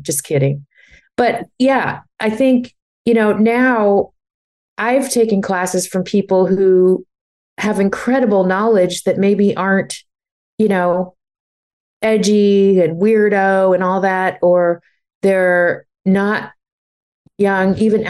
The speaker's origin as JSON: {"language": "English", "region": "New York", "country": "United States", "lives_now": "Napa, United States", "said": "I never thought I'd leave New York because it was part of my identity of I live in New York. I'm a New Yorker, you know?"}